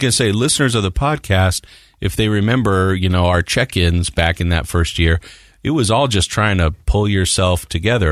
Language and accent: English; Morgan, United States; I grew up in Morgan